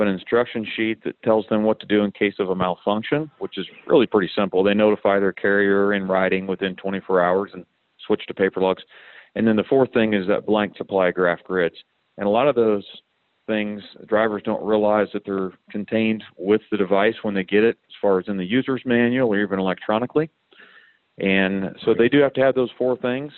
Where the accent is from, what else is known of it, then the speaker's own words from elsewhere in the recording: Missouri, United States; now in Kansas, United States; I grew up over in Missouri